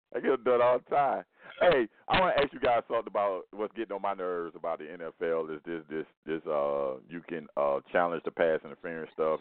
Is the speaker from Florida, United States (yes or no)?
yes; Miami, Florida, United States; we're both from Miami